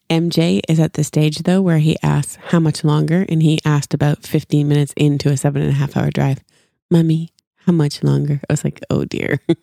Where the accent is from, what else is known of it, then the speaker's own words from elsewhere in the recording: Canada; moved away as an adult; now in Franklin, United States; growing up, I was, and I, I still am, was so proud to be Canadian